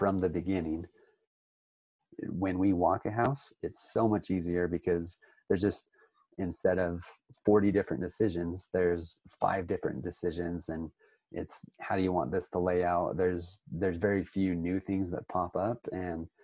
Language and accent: English; Utah, United States; born and raised in Utah. I own a house flipping company here in Utah